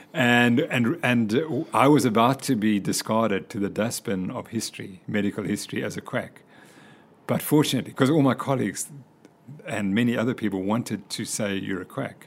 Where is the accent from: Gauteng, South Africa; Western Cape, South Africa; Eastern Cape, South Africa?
Western Cape, South Africa; Cape Town; moved away; also born or lived in Zimbabwe / United States; we moved down to Cape Town when I was very young. And so I did all my schooling in Cape Town.